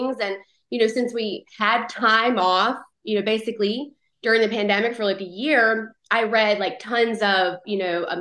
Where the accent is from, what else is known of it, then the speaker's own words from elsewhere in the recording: North Carolina, United States; moved away as an adult; now in Phoenix, United States; I was born and raised in North Carolina. I lived there for 31 years